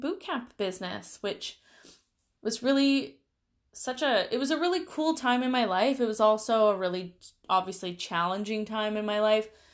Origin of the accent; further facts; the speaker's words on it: Langley, British Columbia, Canada; I grew up in the Lower Mainland here in B C, and I moved around a ton when I was young.